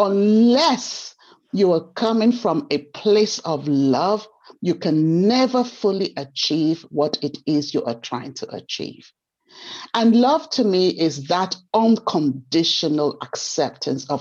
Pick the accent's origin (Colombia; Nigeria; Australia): Nigeria; moved away; I grew up in Nigeria